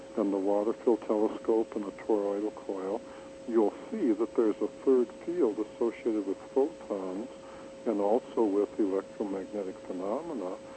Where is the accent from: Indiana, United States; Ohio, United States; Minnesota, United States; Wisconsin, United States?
Wisconsin, United States; I'm from Wisconsin